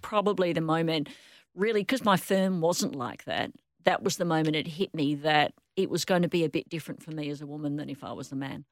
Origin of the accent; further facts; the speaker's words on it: Perth, Western Australia, Australia; I grew up in Rossmoyne